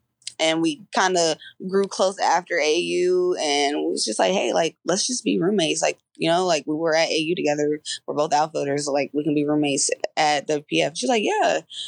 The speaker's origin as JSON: {"language": "English", "town": "Covington", "region": "Georgia", "country": "United States", "said": "I'm from Covington. She's from McDonough. And that's literally like her house is 20 minutes away from my house."}